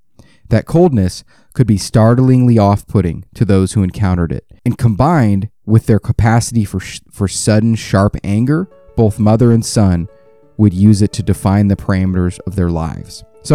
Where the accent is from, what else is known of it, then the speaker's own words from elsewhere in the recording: South Korea; also born or lived in Belgium / Alabama; because I grew up in Korea, I grew up in Belgium, then I moved to Alabama